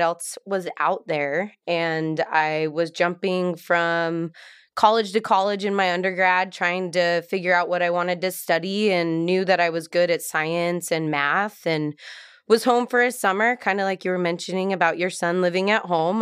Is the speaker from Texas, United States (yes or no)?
no; Salt Lake City, Utah, United States; moved away as an adult; we're both from Salt Lake City, Utah, without knowing each other, and so growing up in Utah